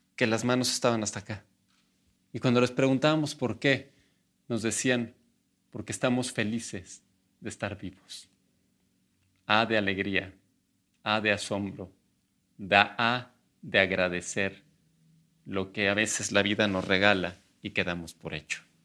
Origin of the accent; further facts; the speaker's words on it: Mexico; como muchos mexicanos